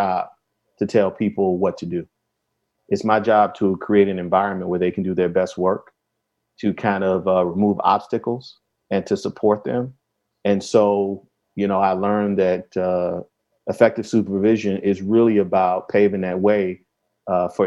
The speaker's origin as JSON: {"language": "English", "town": "Chicago", "region": "Illinois", "country": "United States", "said": "Yeah, so I'm from Chicago."}